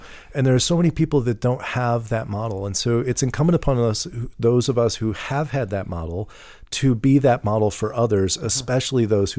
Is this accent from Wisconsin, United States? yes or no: no; Missouri, United States; Because I grew up in these in St. Charles County, because I went to private school